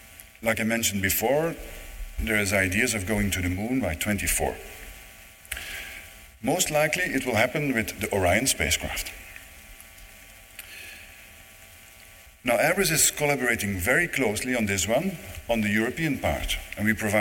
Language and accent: English; Netherlands; also born or lived in Germany; now in Toulouse, France; I don't have a German accent. I'm not German. I'm not French. I live in Toulouse, but I'm Dutch